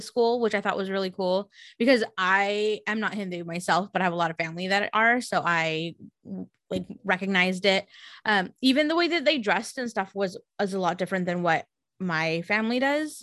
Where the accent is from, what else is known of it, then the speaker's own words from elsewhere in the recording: San Jose, California, United States; I grew up in San Jose